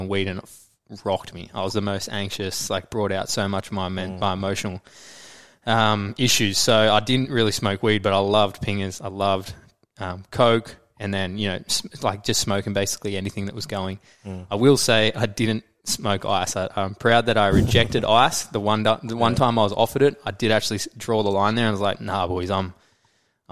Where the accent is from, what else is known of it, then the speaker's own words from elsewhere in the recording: Noosa, Queensland, Australia; also born or lived in Brisbane; we moved to Noosa from Brisbane